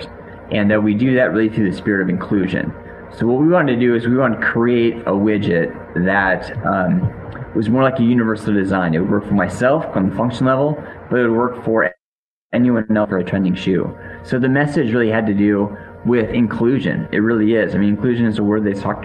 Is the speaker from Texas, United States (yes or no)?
no; Seattle, Washington, United States; I grew up in the Seattle area